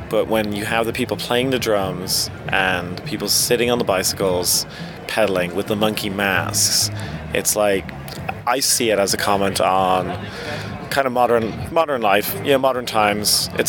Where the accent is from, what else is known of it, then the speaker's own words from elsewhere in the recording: Dublin, Leinster, Ireland; Dublin, Ireland.